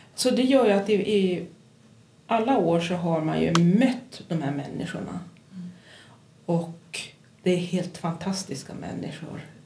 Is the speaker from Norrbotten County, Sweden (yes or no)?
yes; Kiruna, Norrbotten County, Sweden; also born or lived in Pajala / Stockholm / Västerås / Luleå; jag är född i Pajala men jag är uppvuxen här i Kiruna